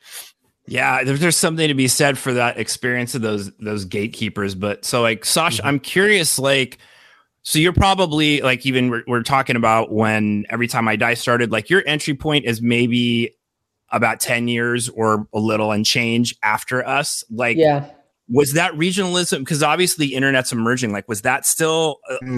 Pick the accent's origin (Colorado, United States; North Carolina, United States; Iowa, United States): Colorado, United States; Denver; moved away as an adult; also born or lived in Brooklyn, New York; now in Nebraska, United States; I grew up in Denver